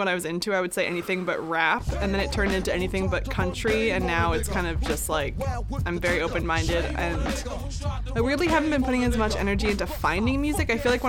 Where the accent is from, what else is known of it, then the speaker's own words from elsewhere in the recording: New York City, New York, United States; also born or lived in Astoria, Queens / Norway; I am from Sunnyside, Queens